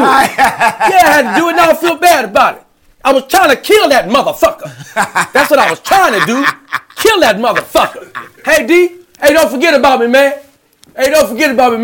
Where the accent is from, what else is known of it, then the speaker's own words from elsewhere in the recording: Louisiana, United States; moved away; also born or lived in Los Angeles; I'm from Louisiana